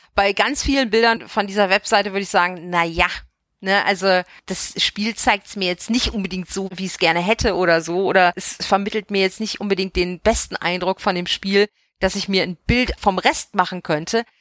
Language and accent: German; Bavaria, Germany; now in Vogelsbergkreis, Germany; aus Bayern, aus der Gegend, wo ich herkomme